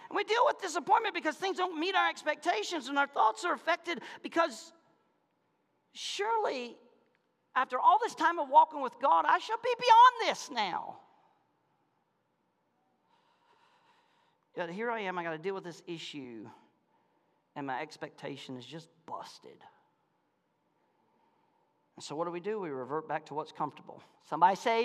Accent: Malone, Florida, United States; moved away; I'm from Malone, Florida

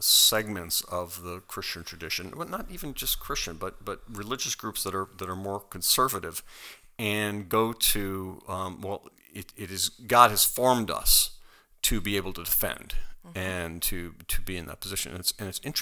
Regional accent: United States; as an American

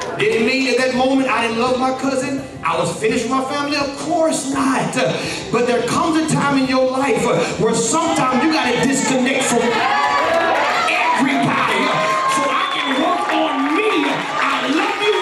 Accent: Atlanta, Georgia, United States; I'm from Atlanta. I'm from the hip-hop capital.

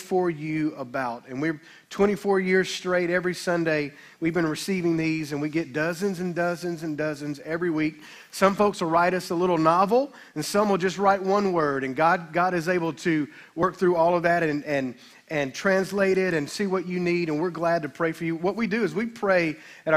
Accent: Olive Branch, Mississippi, United States; I was raised in the Baptist church in town

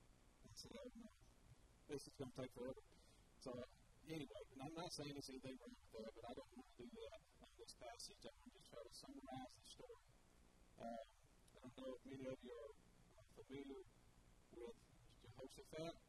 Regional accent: Milan, Tennessee, United States; After we were born, we grew up in Miami, Tennessee, and that's where I'm from

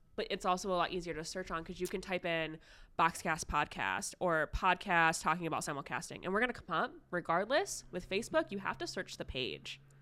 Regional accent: Ohio, United States; Yes, I am Ohio born and raised. I have lived here my entire life.

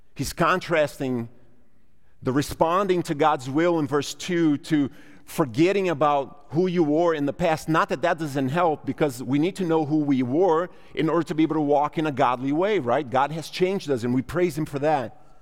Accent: Brazil; now in United States; I'm a Brazilian by bir-, birth. I'm an American by paperwork

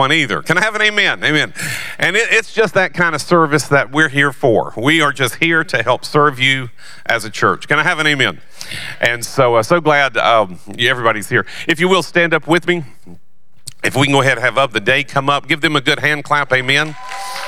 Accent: the South, United States; I'm from the South

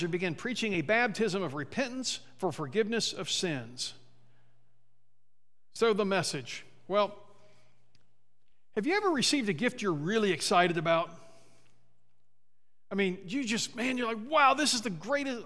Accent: Midwest, United States; now in Sierra Vista, United States; I'm from the Midwest

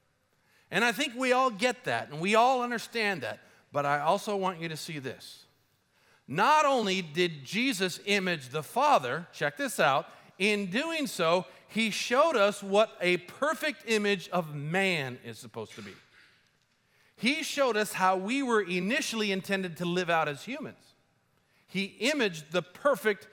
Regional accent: Colombia; moved away; I grew up in Colombia

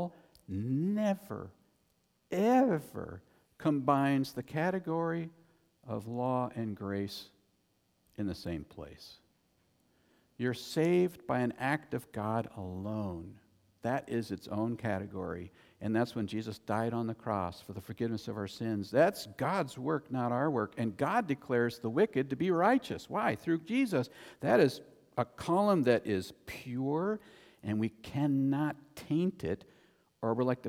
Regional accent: United States; I'm an American

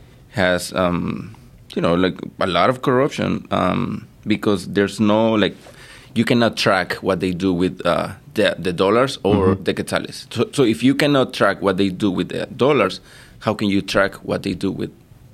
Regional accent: Guatemala; I'm from Guatemala.

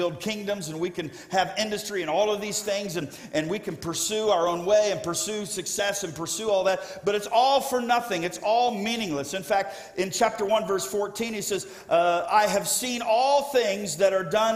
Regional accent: South Florida, United States; I grew up in South Florida

